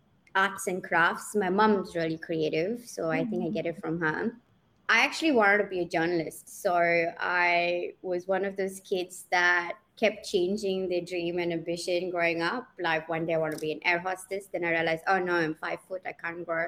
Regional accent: Oman; moved away as an adult; also born or lived in Pune, India / Cape Town, South Africa; I grew up in Oman, and then I did my studying there

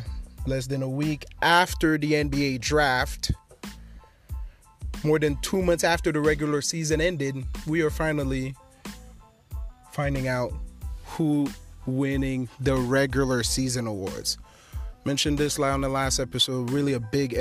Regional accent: Haiti; my home country, Haiti

